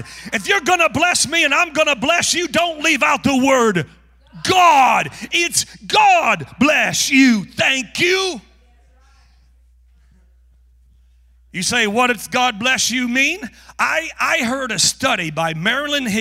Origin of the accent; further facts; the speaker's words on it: North Carolina, United States; moved away; also born or lived in Tulsa, Oklahoma; I'm from North Carolina